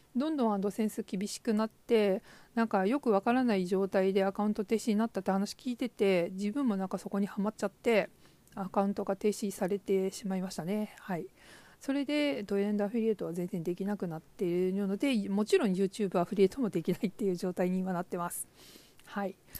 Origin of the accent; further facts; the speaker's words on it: Hokuriku, Japan; 北陸の片田舎に生まれ、祖父が農業を営む家で育ちました